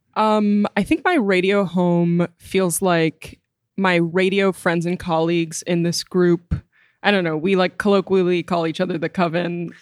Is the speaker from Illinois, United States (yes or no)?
yes; Wilmette, Illinois, United States; I'm from Wilmette, Illinois, and my dad got sick a while ago, so I moved back into living with him, which is my childhood home